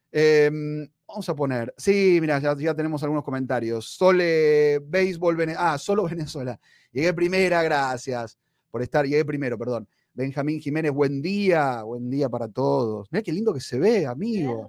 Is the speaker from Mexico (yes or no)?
no; Argentina; moved away; yo soy argentino, soy de donde es Messi